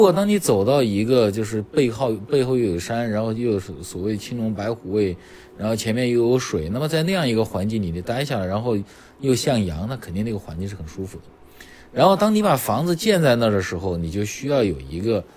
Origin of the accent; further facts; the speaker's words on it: China; 我们中国人